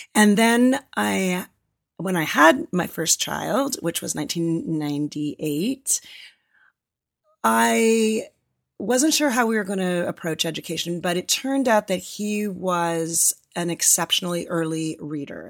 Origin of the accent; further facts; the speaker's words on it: a suburb of Toronto, Ontario, Canada; moved away as an adult; also born or lived in Los Angeles, United States; now in San Francisco Bay Area, United States; I grew up in a suburb of Toronto